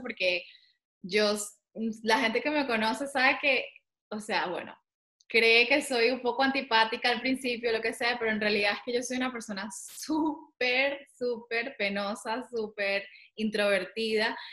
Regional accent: Venezuela; moved away as an adult; also born or lived in Caracas; now in Madrid, Spain; Yo vivo también en Madrid, soy venezolana, pero vivo en Madrid

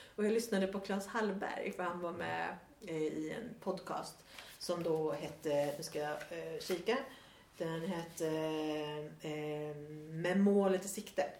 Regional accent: Sweden; moved away as an adult; also born or lived in Australia; här är det tydligt att jag är svensk

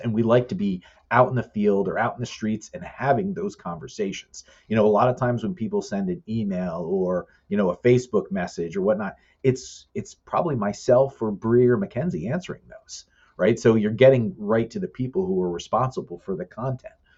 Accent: the Poconos, Pennsylvania, United States; I'm from the Poconos

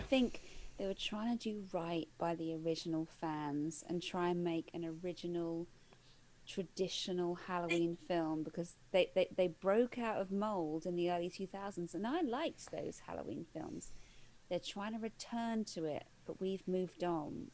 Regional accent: United Kingdom; we as we as British viewers

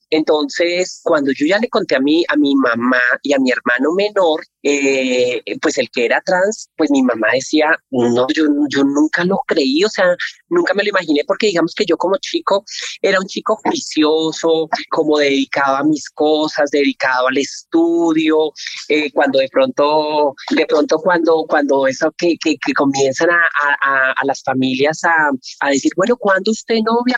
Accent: Colombia; soy colombiana

